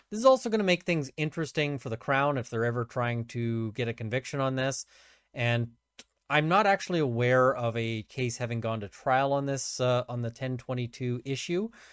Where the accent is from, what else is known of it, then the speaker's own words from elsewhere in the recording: Canada; I'm a Canadian criminal defense at firearms lawyer